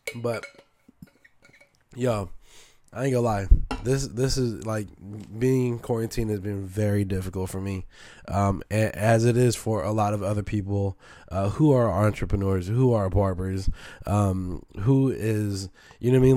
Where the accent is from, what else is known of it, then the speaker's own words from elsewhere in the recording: San Francisco, California, United States; also born or lived in Oakland; So I'm born and raised in Frisco.